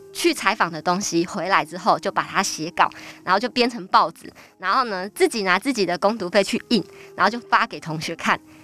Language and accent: Chinese; Tainan, Taiwan; now in New Taipei, Taiwan; 我出生在一个很传统的大家庭里面，对，就是跟爷爷啊，然后伯父们一起住。然后呢 ，呃，我们家虽然很传统，但在台南是开二手书店的